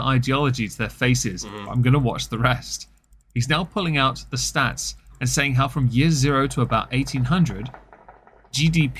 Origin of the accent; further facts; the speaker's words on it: England, United Kingdom; I'm English